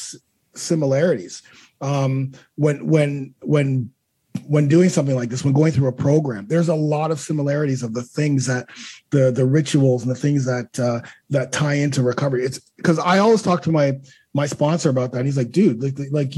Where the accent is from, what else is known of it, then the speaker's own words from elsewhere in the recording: Toronto, Ontario, Canada; me being Canadian, born in Toronto